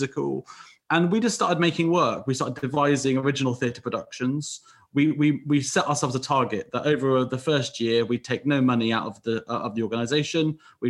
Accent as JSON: {"language": "English", "area": "West Country", "region": "South West England", "country": "United Kingdom", "moved": "as an adult", "said": "I came up from the West Country."}